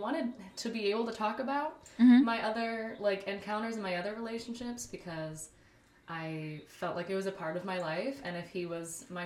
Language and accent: English; El Paso, Texas, United States; I'm from El Paso, Texas